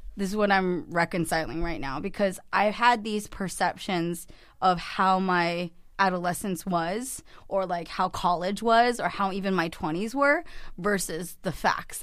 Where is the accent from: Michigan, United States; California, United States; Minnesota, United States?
California, United States; Cupertino; I grew up in the heart of Silicon Valley in Cupertino